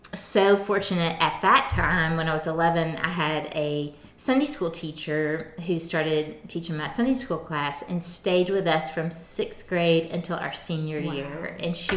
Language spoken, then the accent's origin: English; Camden, Arkansas, United States; now in Northwest Arkansas, United States; I was born and raised in Camden, in South Arkansas